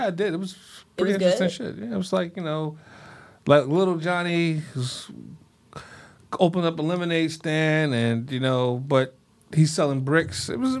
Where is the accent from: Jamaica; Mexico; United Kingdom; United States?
United States; Scranton, Pennsylvania; So when I first came to D.C., I wore a shirt without an undershirt because I was from Scranton